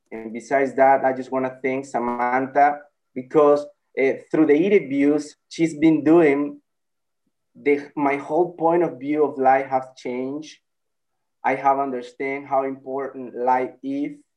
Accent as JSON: {"language": "English", "country": "El Salvador", "said": "I'm from El Salvador."}